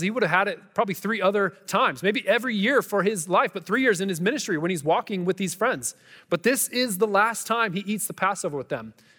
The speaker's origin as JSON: {"language": "English", "country": "United States", "said": "as American people"}